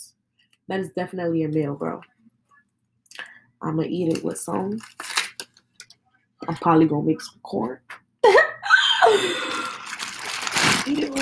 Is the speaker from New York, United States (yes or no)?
yes; New York, United States; I'm from New York. And us people, you know, from New York